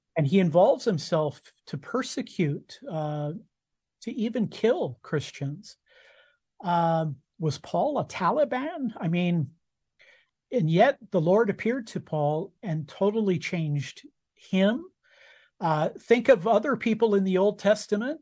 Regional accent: United States; I was born in America. Uh, and as an American citizen, I I vote

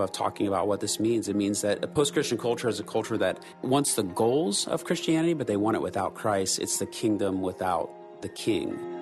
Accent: United States; when you and I were growing up in the West, specifically here in the States

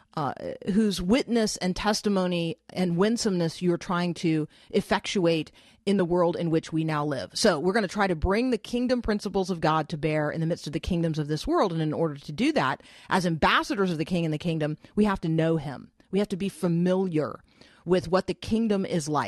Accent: Florida, United States; I grew up mostly in Florida

